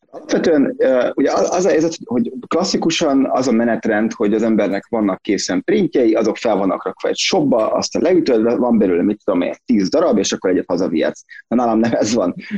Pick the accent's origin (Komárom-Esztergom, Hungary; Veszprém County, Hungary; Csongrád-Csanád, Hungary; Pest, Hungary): Pest, Hungary; Szentendre; én Szentendrei vagyok, tehát Szentendrei élek